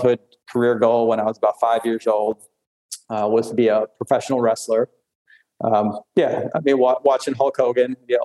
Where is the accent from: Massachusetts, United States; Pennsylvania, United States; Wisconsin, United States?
Wisconsin, United States; Mayville; I grew up in Wisconsin, born and raised